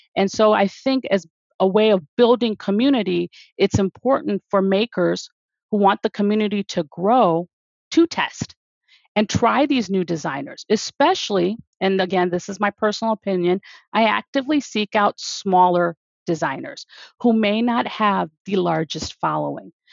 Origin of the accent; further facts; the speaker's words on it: outside of Detroit, Michigan, United States; I was born and raised outside of Detroit